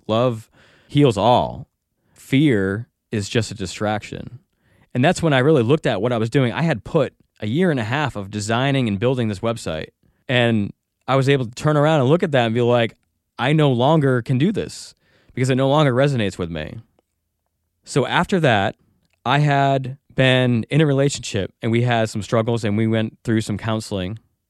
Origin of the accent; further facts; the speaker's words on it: Norwich, Connecticut, United States; born there; Well, I was born in Norwich, Connecticut, and I was brought up Catholic.